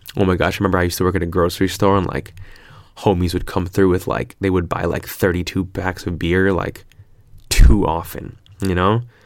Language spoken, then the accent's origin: English; California, United States; moved away as an adult; now in Australia; I'm so Californian